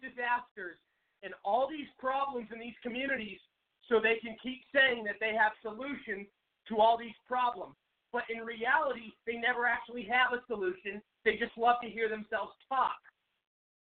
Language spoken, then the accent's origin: English; Seattle, Washington, United States; moved away as an adult; now in Arizona, United States; I'm from Seattle. I grew up there